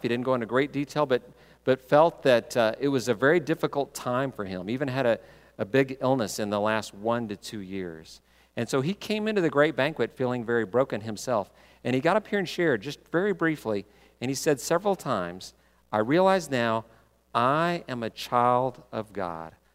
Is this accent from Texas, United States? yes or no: yes; Texas, United States; I grew up in Texas